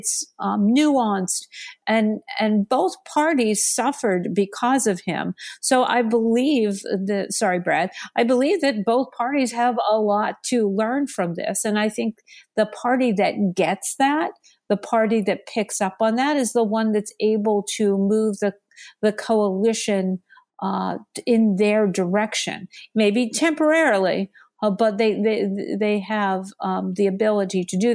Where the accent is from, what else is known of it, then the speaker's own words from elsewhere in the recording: Pennsylvania, United States; think about the traditional Democrats that are in areas like the ones that I grew up in Western Pennsylvania, who still preserve a more traditional, more conservative value sets.